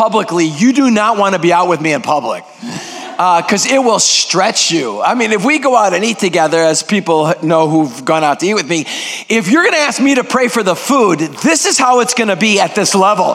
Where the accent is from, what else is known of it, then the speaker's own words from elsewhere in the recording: Greece; first language Greek; English is a second language; now in United States; I am 100% purebred Greek. Greek is my first language